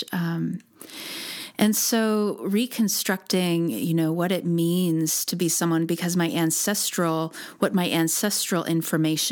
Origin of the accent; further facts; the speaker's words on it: United States; I was born in the United States